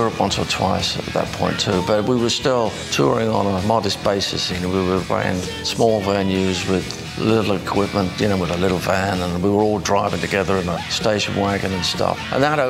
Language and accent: English; London, United Kingdom; I'm from London